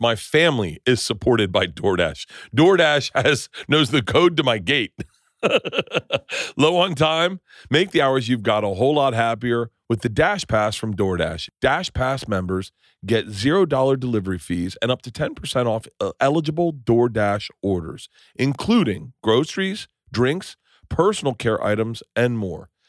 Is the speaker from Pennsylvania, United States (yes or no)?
no; Tampa, Florida, United States; moved away; also born or lived in New York; I grew up in Tampa